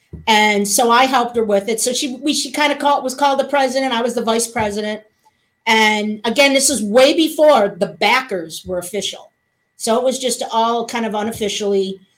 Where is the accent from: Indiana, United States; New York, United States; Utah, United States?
New York, United States; West Seneca; now in Nashville, United States; West Seneca, New York.